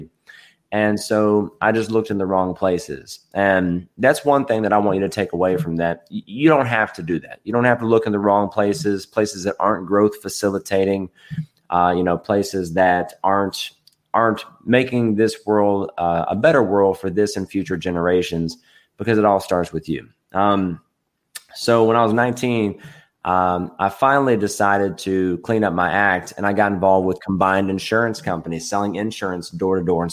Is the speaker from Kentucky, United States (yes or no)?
yes; Edmonson County, Kentucky, United States; also born or lived in Bowling Green, Kentucky; So I was born in Bowling Green, Kentucky, grew up in Edmondson County, Kentucky.